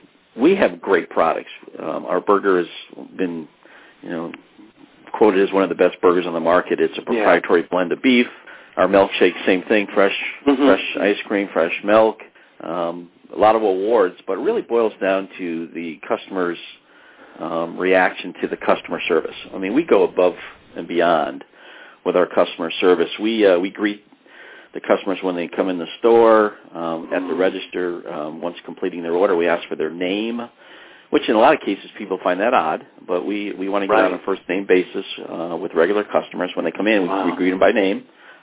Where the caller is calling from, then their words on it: Cheshire, Connecticut, United States; I am calling from Cheshire, Connecticut, at our corporate offices.